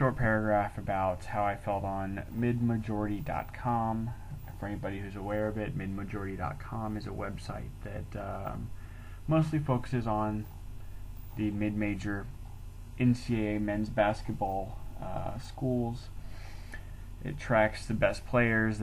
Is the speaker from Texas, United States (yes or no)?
yes; Texas, United States; moved away as an adult; now in Oklahoma City, United States; Originally, I'm from Texas